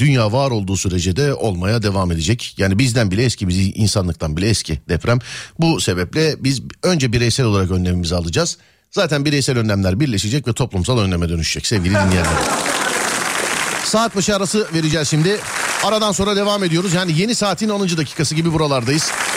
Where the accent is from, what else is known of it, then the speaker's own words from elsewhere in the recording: Istanbul, Turkey; Ben doğma büyüme kendi mahallemdeyim. Yani İstanbul Şişliliyim.